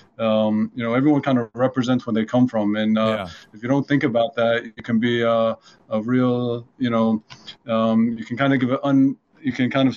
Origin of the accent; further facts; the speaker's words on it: Washington, District of Columbia, United States; moved away as an adult; now in Israel; I grew up in Washington, D.C., and my dad's an academic at George Washington